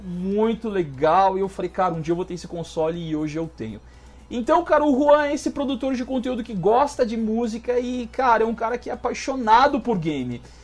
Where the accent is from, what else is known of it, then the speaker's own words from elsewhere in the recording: Osasco, São Paulo, Brazil; also born or lived in Minas Gerais; now in Pato Branco, Brazil; eu nasci em Minas e cresci em São Paulo. Então eu morava em Osasco